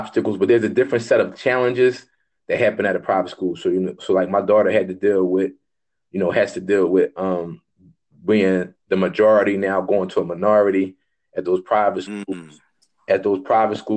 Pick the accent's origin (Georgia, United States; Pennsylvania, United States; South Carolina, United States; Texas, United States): Pennsylvania, United States; Philadelphia; I grew up in Philadelphia, so I'm a product of the public school system.